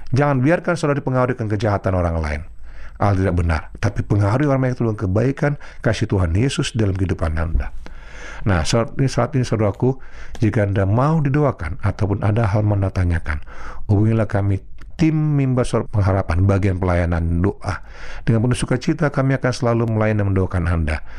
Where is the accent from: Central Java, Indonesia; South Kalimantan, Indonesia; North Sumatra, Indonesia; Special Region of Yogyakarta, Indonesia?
North Sumatra, Indonesia; accent: Batak; sederhana saja saya sebagai seorang putra Batak ya pada waktu saya menjadi kota eh, kota Batak atau tanah kelahiran saya logat Batak itu sangat kental sekali